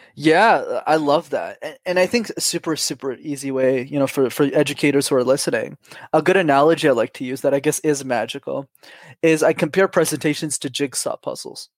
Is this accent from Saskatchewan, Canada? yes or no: no; Montreal, Quebec, Canada; I grew up in Montreal.